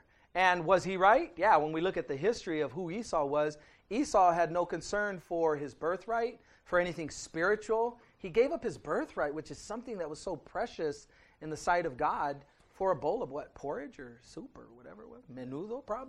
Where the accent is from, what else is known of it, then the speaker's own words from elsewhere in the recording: United States; I'm an American.